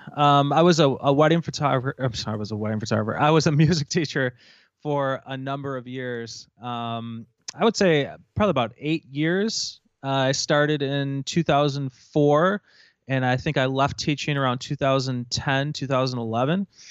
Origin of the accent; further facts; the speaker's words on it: Rochester, New York, United States; also born or lived in Buffalo, New York; I'm originally from Rochester, New York, which is about, uh, you know, about an hour east of Buffalo